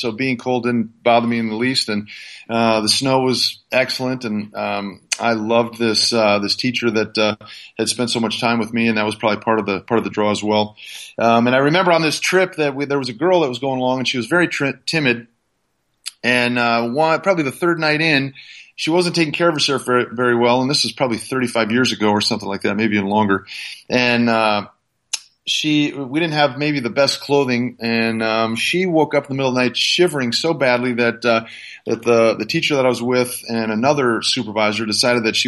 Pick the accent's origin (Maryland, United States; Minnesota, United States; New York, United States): Minnesota, United States; moved away; I grew up in a frosty little place called Minnesota.